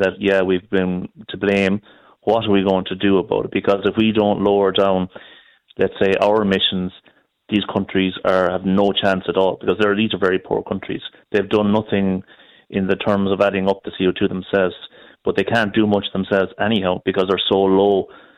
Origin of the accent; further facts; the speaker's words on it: Galway, Connacht, Ireland; I'm from Galway